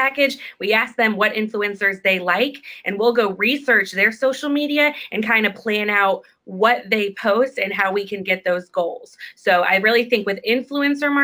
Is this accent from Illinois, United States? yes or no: yes; Chicago, Illinois, United States; we're from Chicago